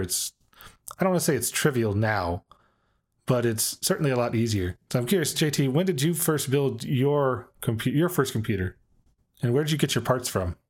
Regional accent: Dallas, Texas, United States; I grew up in Dallas

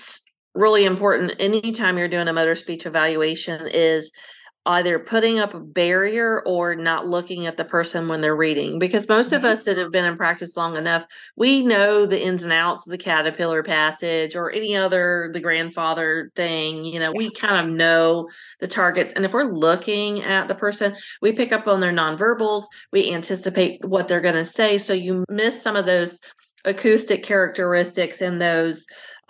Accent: the South, United States; I'm from the South

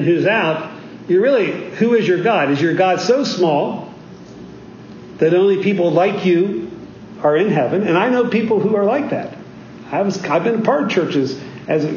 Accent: South Central Pennsylvania, United States; also born or lived in West Virginia; I was born in West Virginia, but grew up in South Central Pennsylvania.

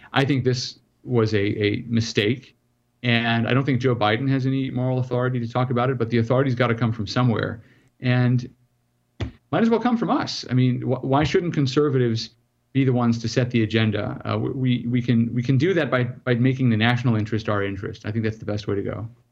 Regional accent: South Africa; now in United States; I'm originally from South Africa.

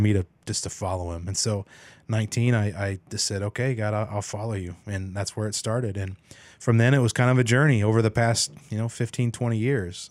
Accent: Emporia, Kansas, United States; moved away; I was born and raised there

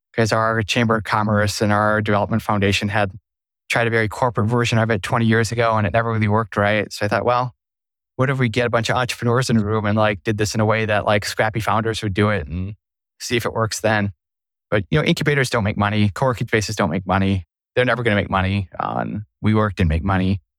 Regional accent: Sioux Falls, South Dakota, United States; in my hometown, it's Sioux Falls

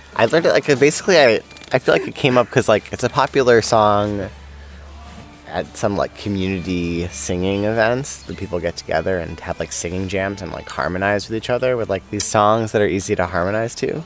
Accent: New York, United States; growing up in New York

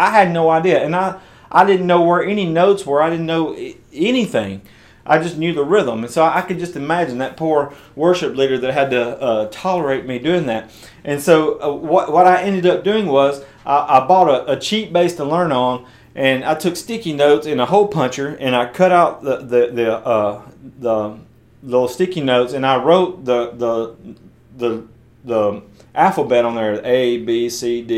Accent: West Tennessee, United States; I was attending this church of about 500 or 600 people in my hometown in West Tennessee

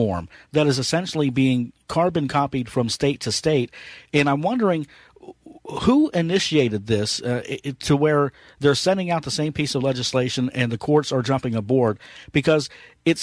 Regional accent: Ohio, United States; my home state of Ohio

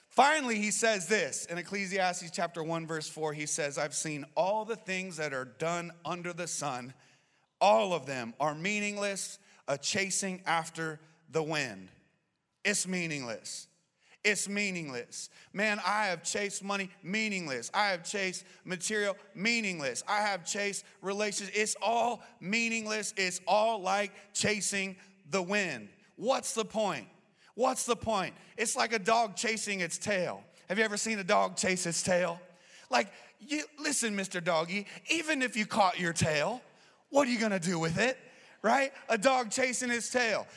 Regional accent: Arizona, United States; I'm born and raised in Arizona

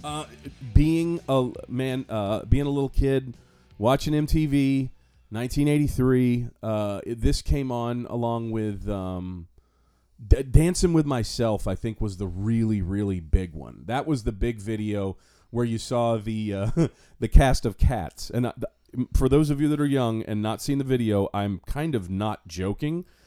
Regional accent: Fort Myers, Florida, United States; I still, even though I live in North Fort Myers, I claim Fort Myers

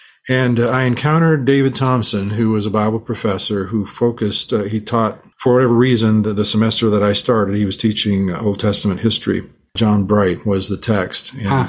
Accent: Manila, Metro Manila, Philippines; born there; So my mother, I was born in the Philippines. My parents were missionaries there. And my sister and my brother and I were all born there. I was born in a mission hospital in a part of Manila, which was in it's called Tondo.

